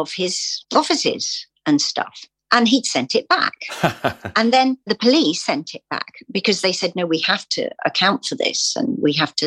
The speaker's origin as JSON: {"language": "English", "region": "England", "country": "United Kingdom", "said": "I am English"}